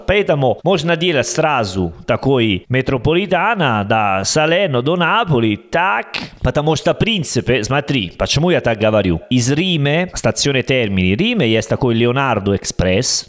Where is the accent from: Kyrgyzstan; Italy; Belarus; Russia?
Italy; Russian is a second language; now in Uzbekistan; я итальянцы